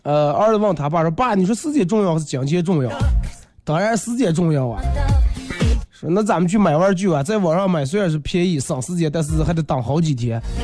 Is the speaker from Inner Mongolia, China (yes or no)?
yes; Inner Mongolia, China